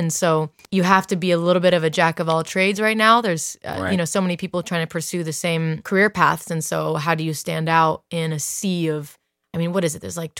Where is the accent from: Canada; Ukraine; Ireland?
Ireland; Dublin, Leinster; also born or lived in Italy; I grew up mostly in Ireland. I lived in the countryside. Riverside, went to school in Dublin, and was raised there, and then grew up partly in Italy. I am Italian.